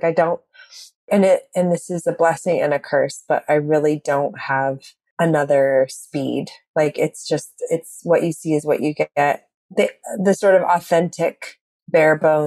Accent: Eureka, California, United States; Northern California, a little tiny town called Eureka

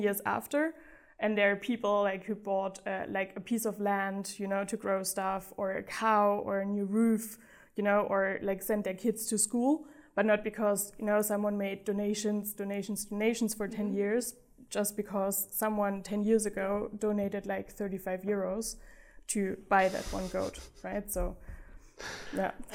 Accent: Black Forest, Baden-Württemberg, Germany; moved away as an adult; also born or lived in Uganda / Singapore / Amsterdam / Vietnam; especially if you grow up on the countryside. Um, I did in the Black Forest

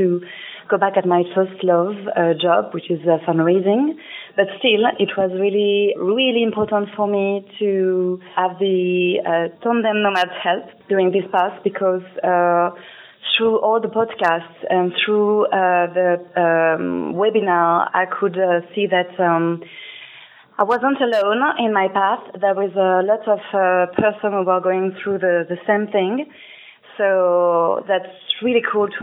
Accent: Ho Chi Minh City, Vietnam; I'm from Saigon in Vietnam.

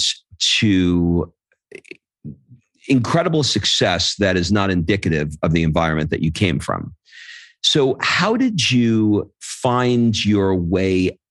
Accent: New York, United States; now in Florence, Italy; I grew up in New York

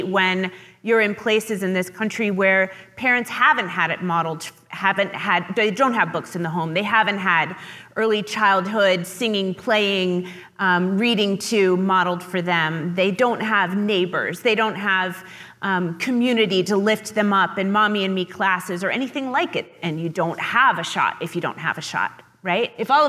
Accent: West Virginia, United States; So I grew up in West Virginia. I was surrounded by rural generational poverty, but I grew up in a middle-class house.

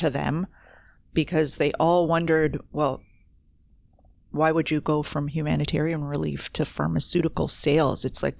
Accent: Toronto, Ontario, Canada; And I was coming in from Toronto. I was this city girl.

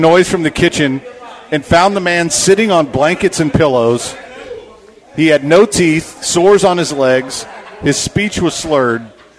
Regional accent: Texas, United States; We're in America, but we're Texan.

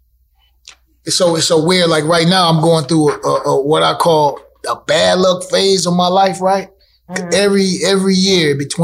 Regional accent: Toledo, Ohio, United States; Growing up in Toledo, I grew up in a different time

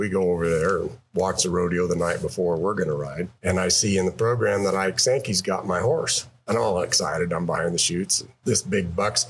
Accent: Big Piney, Wyoming, United States; I grew up in a little town in southwest Wyoming, Big Piney

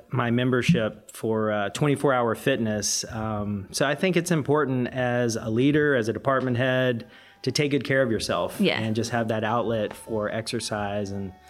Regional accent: the Carolinas, United States; now in San Francisco, United States; I grew up in the Carolinas

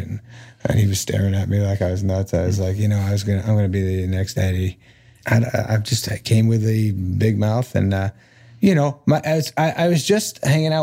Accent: New Hampshire, United States; born or raised there; moved away as an adult

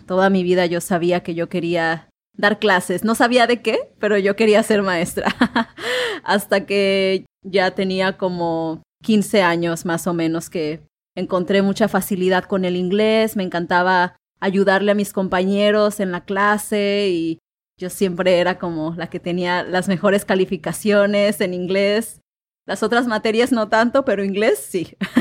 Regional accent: Manzanillo, Colima, Mexico; yo soy de, de Manzanillo, Colima, en México

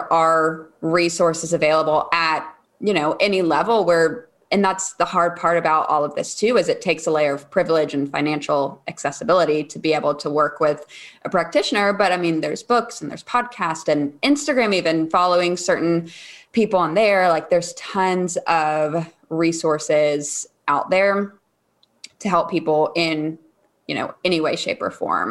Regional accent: East Coast, United States; I grew up on the East Coast as well.

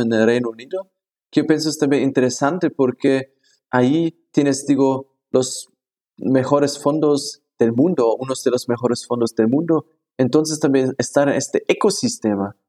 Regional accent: Germany; Spanish is a second language; moved away as an adult; also born or lived in Hong Kong; now in Mexico; yo nací en Alemania

